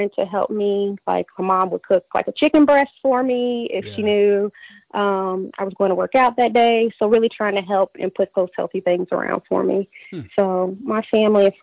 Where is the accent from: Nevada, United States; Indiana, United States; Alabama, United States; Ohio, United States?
Indiana, United States; Indianapolis; I am born and raised in Indianapolis, Indiana